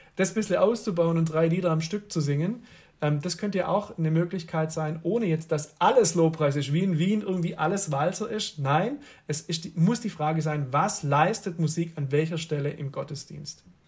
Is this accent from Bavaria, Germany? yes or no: no; Swabia, Baden-Württemberg, Germany; ich komme halt aus dem Schwabenland